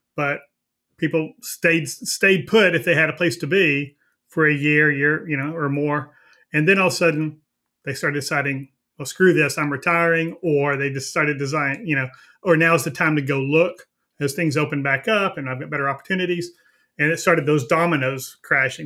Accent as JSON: {"language": "English", "region": "Texas", "country": "United States", "said": "I'm from Texas"}